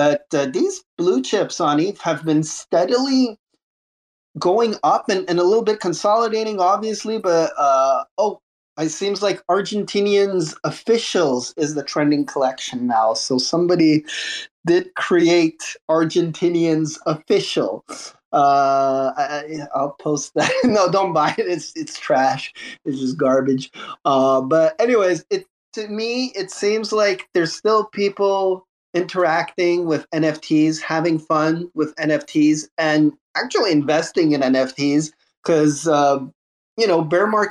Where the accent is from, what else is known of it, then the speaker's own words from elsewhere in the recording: Canada; I'm Canadian